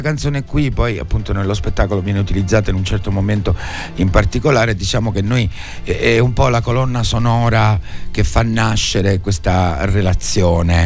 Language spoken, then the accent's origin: Italian; San Giuseppe Jato, Sicily, Italy; moved away as an adult; also born or lived in Rome, Italy; now in Palermo, Italy; la mia provenienza, che è quella di un certo. piccolo paesino, io sono di San Giuseppe Iato, in provincia di Palermo